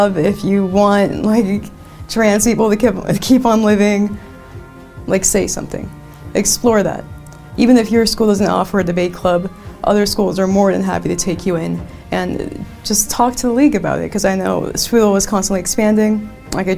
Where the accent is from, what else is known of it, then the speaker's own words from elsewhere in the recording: Silicon Valley, California, United States; we're from Silicon Valley